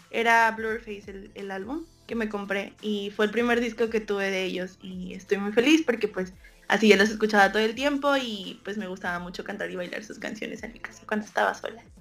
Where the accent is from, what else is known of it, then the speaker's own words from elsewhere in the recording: Monterrey, Nuevo León, Mexico; soy de Monterrey, Nuevo León, de México